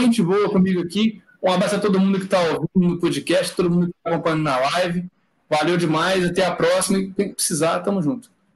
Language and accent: Portuguese; Recife, Pernambuco, Brazil; eu sou de Recife já